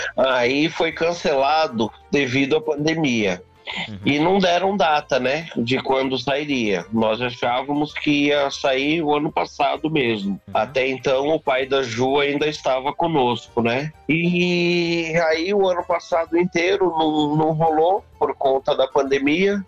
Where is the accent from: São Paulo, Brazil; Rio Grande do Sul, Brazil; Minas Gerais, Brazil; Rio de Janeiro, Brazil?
São Paulo, Brazil; Eu sou natural aqui de São Paulo. Eu nasci aqui em São Paulo mesmo, aqui no bairro do, do Bexiga